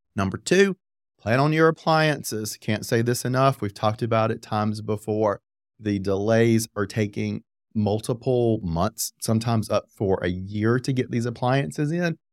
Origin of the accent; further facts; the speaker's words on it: Apex, North Carolina, United States; I grew up in Apex